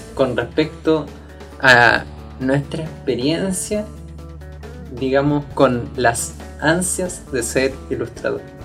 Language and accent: Spanish; Puente Alto, Santiago Metropolitan Region, Chile; yo vengo de un colegio de Puente Alto, colegio municipal